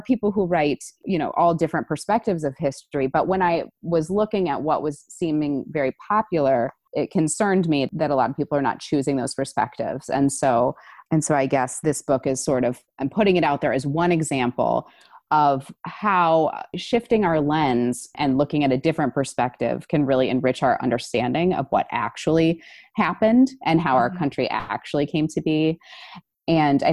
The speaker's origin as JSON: {"language": "English", "region": "Minnesota", "country": "United States", "tie": "born or raised there", "also_born_or_lived": "North Carolina", "moved": "as an adult", "lives_now": "Chapel Hill, United States", "said": "I grew up in Minnesota"}